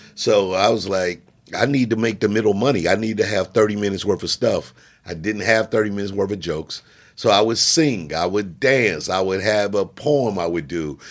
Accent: Jefferson City, Missouri, United States; I was born in Jefferson City, Missouri

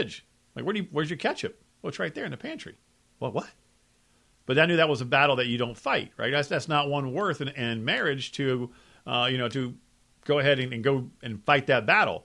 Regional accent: Folsom, Louisiana, United States; I'm a boot boy. Yeah. I'm from Folsom, Louisiana. I grew up on a Thurman horse farm

